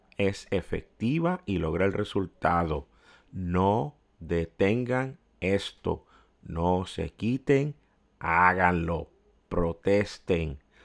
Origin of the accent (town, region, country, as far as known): Puerto Rico